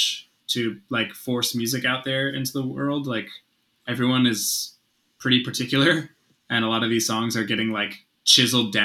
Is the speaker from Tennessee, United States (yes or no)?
no; Philadelphia, Pennsylvania, United States; moved away as an adult; also born or lived in Midstate New York; now in New York, United States; this is my first time living away from Philadelphia